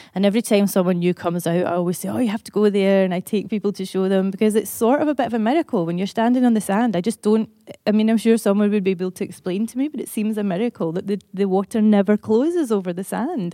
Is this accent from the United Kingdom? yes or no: yes; Motherwell, Scotland, United Kingdom; I'm from Motherwell